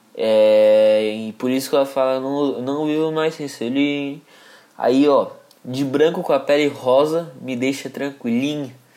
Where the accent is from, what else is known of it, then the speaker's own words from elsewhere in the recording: Brazil; um dos lugares onde eu cresci foi Jardim Monjolo e Pompeia aqui